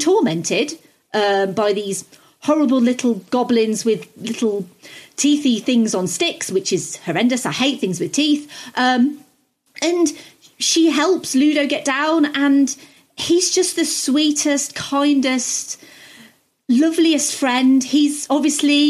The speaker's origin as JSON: {"language": "English", "country": "United Kingdom", "said": "I'm British"}